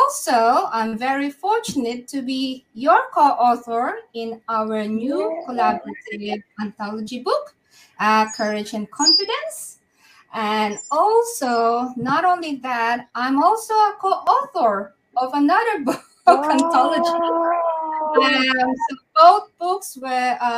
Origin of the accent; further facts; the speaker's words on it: Manila, Metro Manila, Philippines; moved away as an adult; now in Perth, Australia; I was brought up in Manila